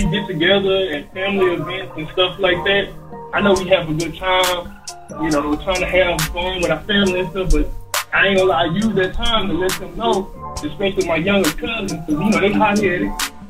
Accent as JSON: {"language": "English", "region": "Mississippi", "country": "United States", "lives_now": "Houston, United States", "said": "I'm in Houston now, but I'm from Mississippi. So, you know, being in the South"}